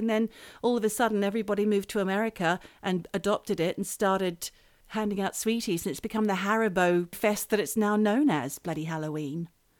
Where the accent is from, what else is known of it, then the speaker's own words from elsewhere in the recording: Australia; now in United Kingdom; I am Australian, believe it or not.